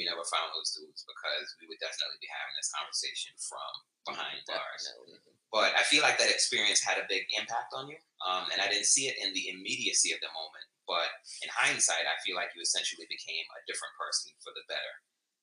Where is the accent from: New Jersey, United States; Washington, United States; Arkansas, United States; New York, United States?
New York, United States; New York City; we're from the Bronx